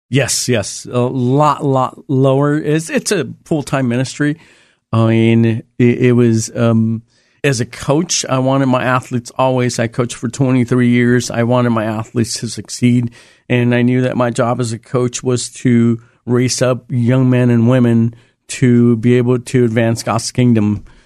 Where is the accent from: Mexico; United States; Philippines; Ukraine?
United States; Los Angeles, California; moved away as an adult; also born or lived in El Salvador; now in Oregon, United States; I grew up in East L A and, um, South Central L A around those areas.